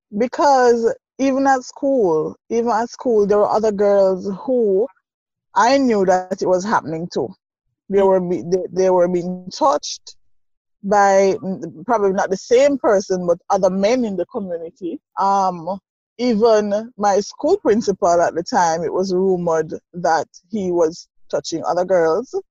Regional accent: Saint Mary, Jamaica; also born or lived in Kingston, Jamaica; growing up in St. Mary, um, deep rural parish

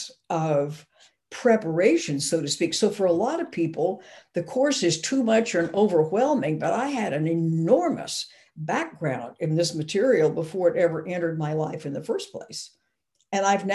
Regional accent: Arkansas, United States; I grew up in Arkansas

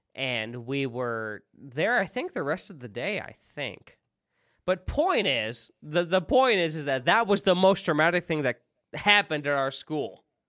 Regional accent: central Illinois, United States; moved away; also born or lived in the South (US); in a small town, central Illinois. I left, moved to the South.

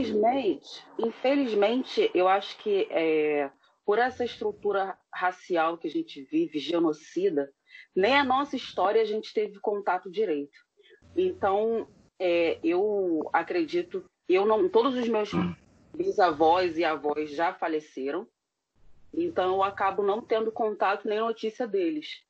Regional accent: São João de Meriti, Baixada Fluminense, Rio de Janeiro, Brazil; moved away as an adult; also born or lived in West Zone, Rio de Janeiro; now in Rio de Janeiro, Brazil; eu nasci especificamente em dos Teles, cresci lá, é, uhum. permaneci lá por 30 e poucos anos

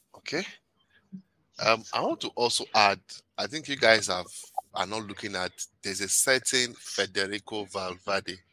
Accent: Nigeria; also born or lived in Canada; I'm Nigerian

